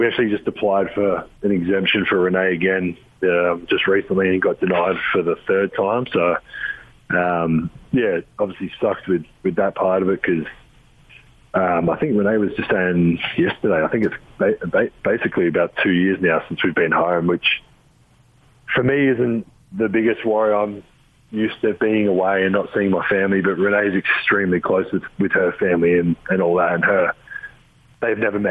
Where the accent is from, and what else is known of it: Adelaide, South Australia, Australia; born or raised there; moved away